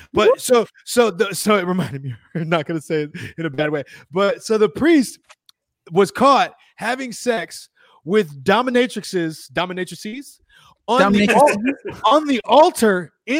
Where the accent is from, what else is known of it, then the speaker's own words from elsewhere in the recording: Chicago, Illinois, United States; I'm from Chicago, goddammit.